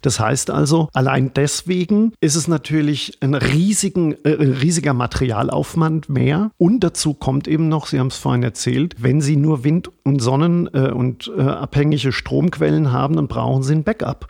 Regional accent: Germany; now in Vienna, Austria; ich beobachte das ja auch als Deutscher, die Situation in Deutschland

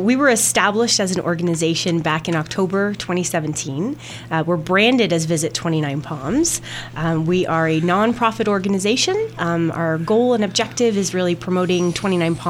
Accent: Toronto, Ontario, Canada; also born or lived in Halifax, Nova Scotia; now in California, United States; Born in eastern Canada. Spent most of my time growing up there

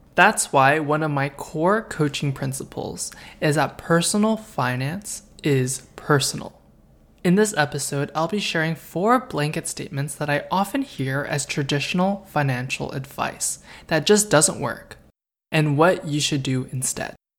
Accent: Canada; I'm a half-Korean and Chinese boy, born and raised in Canada

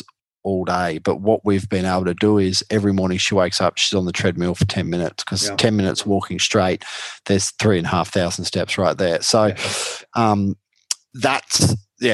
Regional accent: Australia; I broke into the American market as an Aussie keto

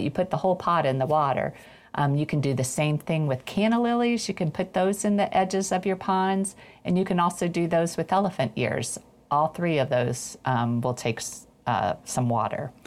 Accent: Ohio, United States; I'm from Ohio

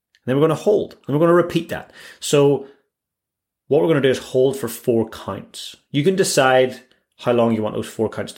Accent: Northern Ireland, United Kingdom; now in Christchurch, New Zealand; growing up in Northern Ireland, we had our own fair share of craziness there with warring factions

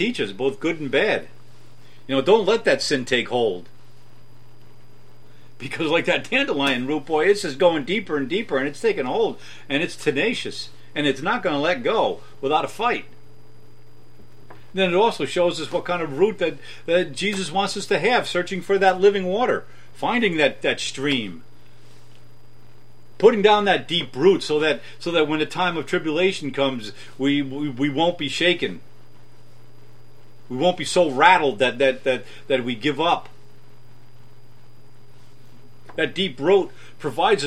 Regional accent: United States; American Christians

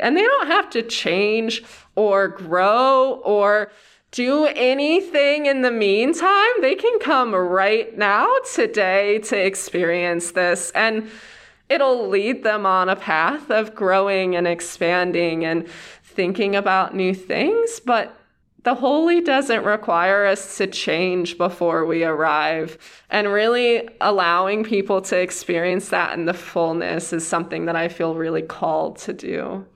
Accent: Cleveland, Ohio, United States; moved away as an adult; also born or lived in Wooster, Ohio / Yellowstone; I'm from Ohio and kind of all over. I grew up outside of Cleveland

